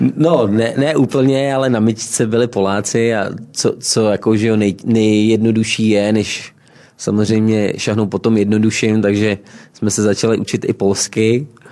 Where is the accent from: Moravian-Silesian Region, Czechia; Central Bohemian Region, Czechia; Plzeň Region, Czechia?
Central Bohemian Region, Czechia; Rožmitál pod Třemšínem; Rožmitál pod Třemšínem, 70 km jižně od Prahy, okres Příbram